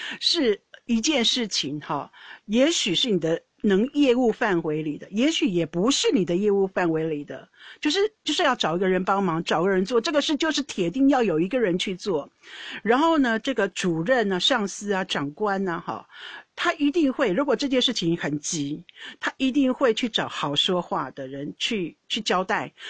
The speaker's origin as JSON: {"language": "Chinese", "country": "Netherlands", "second_language": "Chinese", "said": "我发现到你们中国人很爱道歉，到底是不是真心的？我们荷兰人不道歉的，会表示歉意，没有错，但是不会道歉那么严重。"}